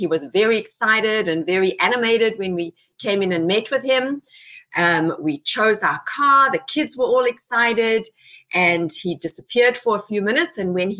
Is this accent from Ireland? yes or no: no; South Africa; moved away as an adult; I was an immigrant myself. I came here 21 years ago. I'm now a very proud citizen. I came from South Africa. I came with my husband, and my children were little at that time.